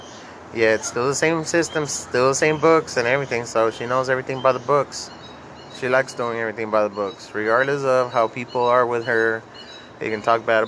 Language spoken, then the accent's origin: English; Laredo, Texas, United States; moved away; I'm from Laredo, Texas. I was born and raised over there.